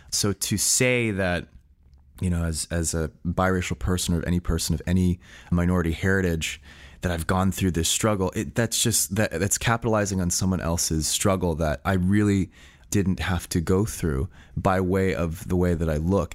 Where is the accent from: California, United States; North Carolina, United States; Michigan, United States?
California, United States; San Francisco; I was born and raised in San Francisco